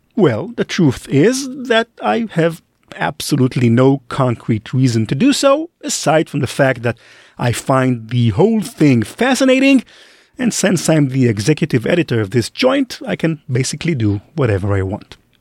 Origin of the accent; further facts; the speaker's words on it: Israel; I grew up in Israel